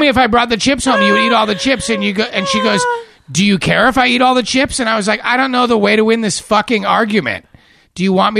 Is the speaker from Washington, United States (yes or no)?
no; Laguna Beach, California, United States; my hometown. They're from Laguna Beach.